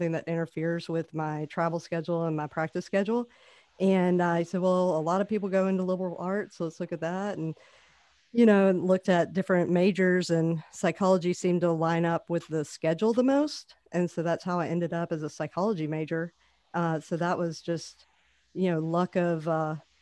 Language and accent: English; Oxford, Mississippi, United States; moved away as an adult; also born or lived in New Orleans; I am actually from Oxford, Mississippi. So never say never about moving back to your hometown, lived around the world to come back and be able to work at where I grew up